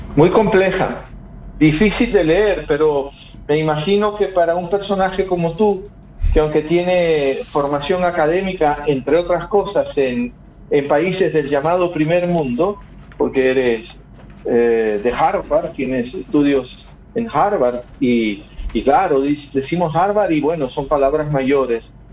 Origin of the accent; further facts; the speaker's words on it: Guayaquil, Guayas, Ecuador; Guayaquil hoy es mi ciudad, yo soy guayaquileño